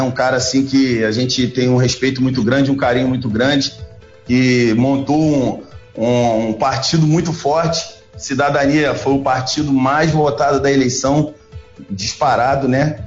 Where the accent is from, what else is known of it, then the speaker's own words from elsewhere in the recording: Angra dos Reis, Rio de Janeiro, Brazil; nascido e criado em Angra